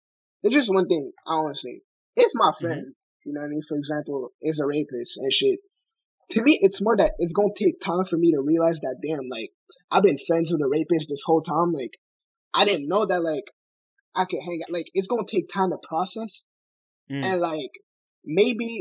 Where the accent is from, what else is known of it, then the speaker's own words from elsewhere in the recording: Montreal, Quebec, Canada; we're from Montreal